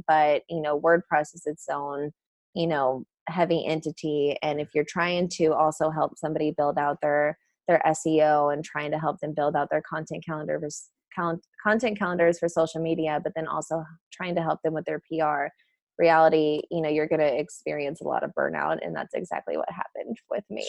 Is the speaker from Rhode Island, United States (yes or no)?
no; St. Charles, Missouri, United States; now in San Diego, United States; I am originally from St. Charles, Missouri